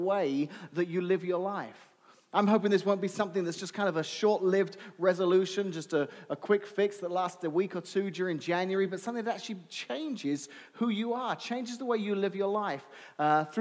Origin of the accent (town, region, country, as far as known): England, United Kingdom; moved away